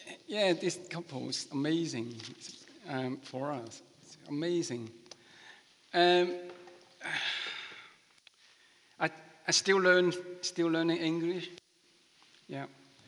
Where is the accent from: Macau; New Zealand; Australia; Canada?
Macau; first language Chinese; English is a second language; moved away as an adult; now in Manchester, United Kingdom; I come from Macau, near Hong Kong.